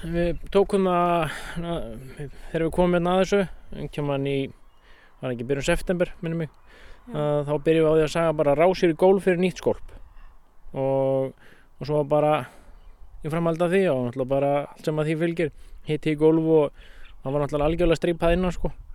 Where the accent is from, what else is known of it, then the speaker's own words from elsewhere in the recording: Hjaltadalur, Skagafjörður, Northwestern Region, Iceland; moved away as an adult; also born or lived in Dalvík; now in Svarfaðardalur, Iceland; ég kem úr Skagafjörði, Hjaltadal og bjó á sveitabæð þar og flutti hérna 95